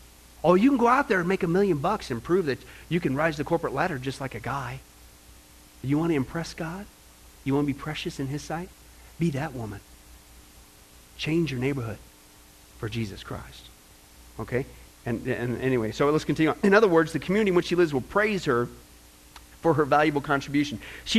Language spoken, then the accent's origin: English; Kansas, United States; born or raised there; also born or lived in California / Nebraska